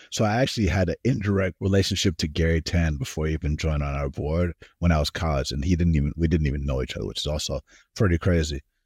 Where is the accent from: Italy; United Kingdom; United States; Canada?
United States; Atlanta, Georgia; moved away as an adult; also born or lived in California; now in Silicon Valley, United States; I was born in California, grew up in Atlanta, Georgia.